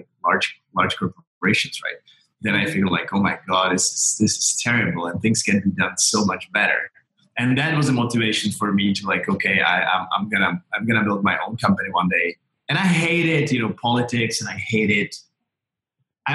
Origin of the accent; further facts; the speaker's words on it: Czechia; I grew up in Czechoslovakia and then Czech Republic